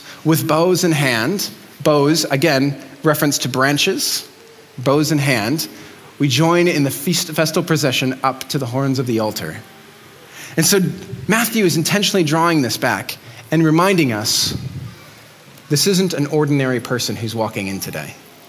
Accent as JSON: {"language": "English", "region": "Mexico City", "country": "Mexico", "tie": "born or raised there", "said": "I grew up in Mexico City."}